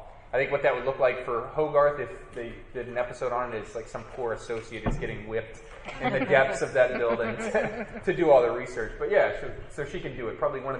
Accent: North Carolina, United States; I'm from North Carolina

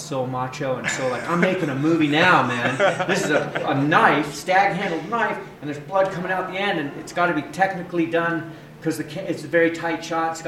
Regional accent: California, United States; I'm from California

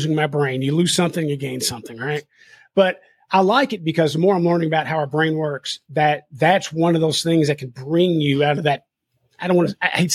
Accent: Kentucky, United States; I'm from Kentucky

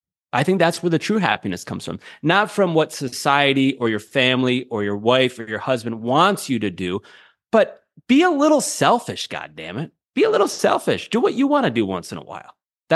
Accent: Syracuse, New York, United States; You know, I'm a kid from Central New York, Syracuse, New York.

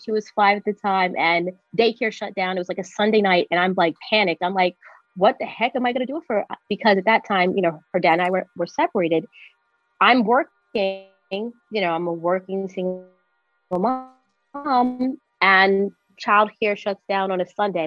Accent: New York City, New York, United States; now in upstate New York, United States; I'm a New Yorker through and through, born here, raised here

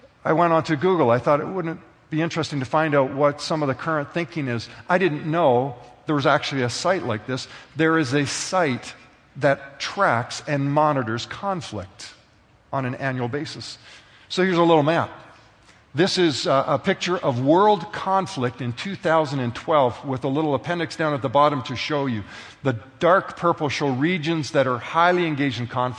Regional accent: Canada; being a citizen of Canada

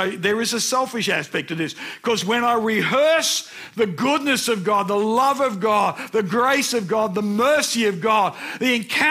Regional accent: Brisbane, Queensland, Australia; I remember when I was about 9. I was walking home from Nunda State School

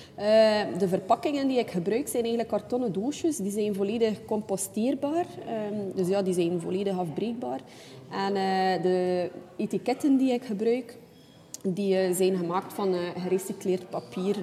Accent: Ostend, Flanders, Belgium; geboren en getogen in Oostende.

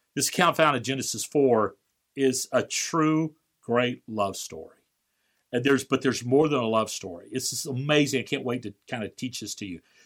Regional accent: Valparaiso, Florida, United States; my hometown of Valparaiso, Florida

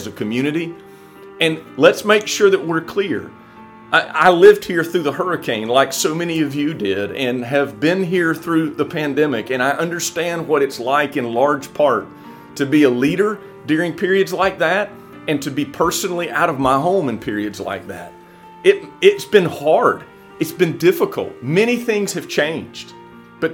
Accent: Bay County, Florida, United States; also born or lived in Jacksonville; I am from Bay County. I was born and raised here.

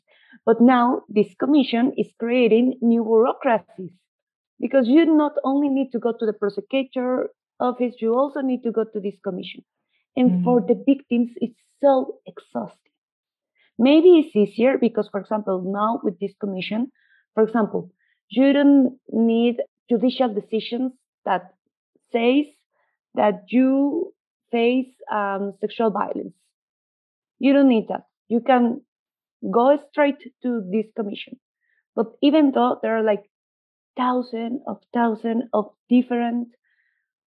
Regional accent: Mexico; I'm seeing everything from the Mexican perspective

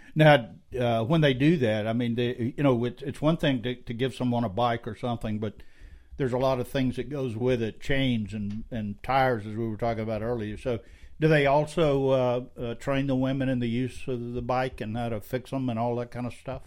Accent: Scotland, United Kingdom; I'm Scottish

